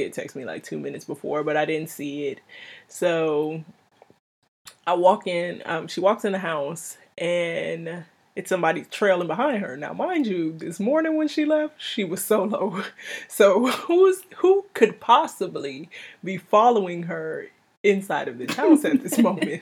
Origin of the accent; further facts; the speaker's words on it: Miami, Florida, United States; moved away; I'm originally from Miami.